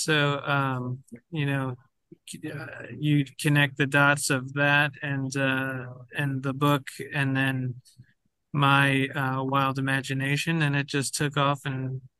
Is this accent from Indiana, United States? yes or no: no; New York, United States; Well, that's where I'm from. I was, born and raised in New York. I moved, down south where I live now, but I'll always be a New Yorker at heart.